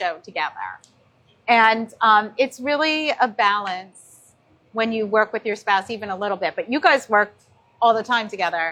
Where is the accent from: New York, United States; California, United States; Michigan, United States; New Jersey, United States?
New Jersey, United States; I come from New Jersey